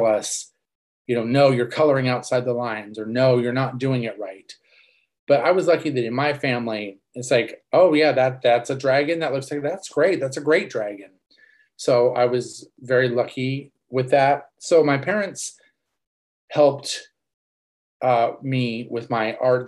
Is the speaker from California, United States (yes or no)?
yes; Los Angeles, California, United States; moved away as an adult; now in Seattle, United States; I grew up in Los Angeles